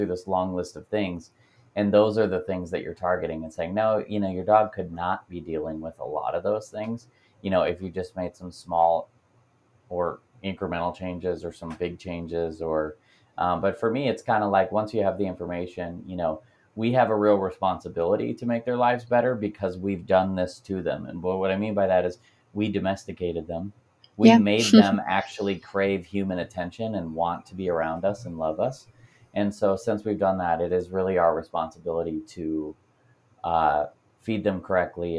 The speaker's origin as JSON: {"language": "English", "region": "Pennsylvania", "country": "United States", "tie": "born or raised there", "said": "Pennsylvania, my home state"}